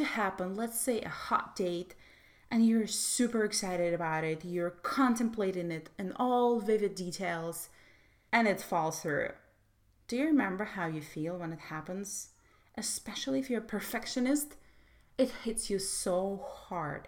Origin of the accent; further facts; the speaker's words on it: Russia; I was brought up in Soviet Russia